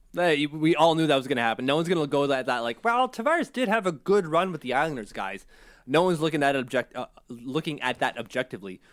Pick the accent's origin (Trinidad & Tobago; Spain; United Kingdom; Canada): Canada; I'm Canadian